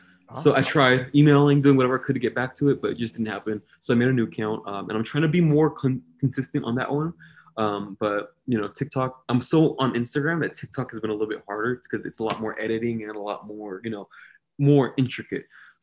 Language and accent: English; Hayward, California, United States; I'm from, born and raised in Hayward, California, the heart of the Bay Area.